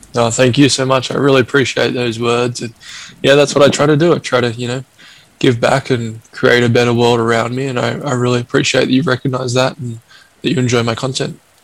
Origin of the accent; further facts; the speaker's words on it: Australia; growing up in Australia